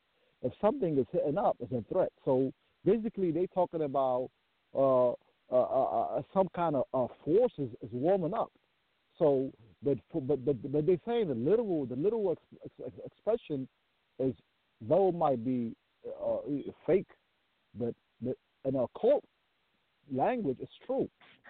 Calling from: Maryland, United States; I'm calling from Maryland.

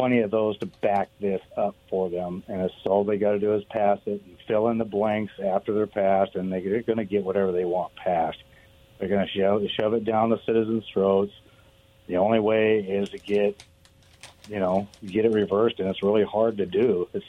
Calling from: Richmond, United States; from Richmond.

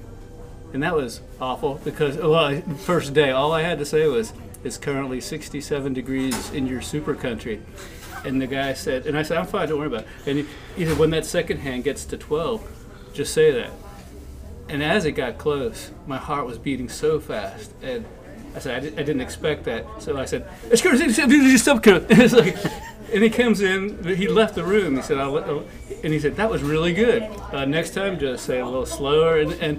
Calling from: Greenwood, South Carolina, United States; where are you calling from? I said, Greenwood.

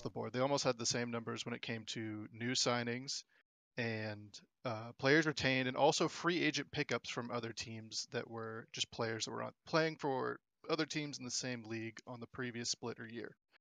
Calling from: Gulfport, Mississippi, United States; I'm calling from Gulfport, Mississippi.

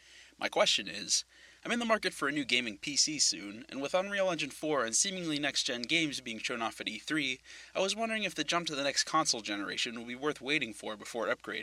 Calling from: Greenville, Pennsylvania, United States; from Greenville, Pennsylvania, which, for a bit of trivia, has a tendency to catch on fire.

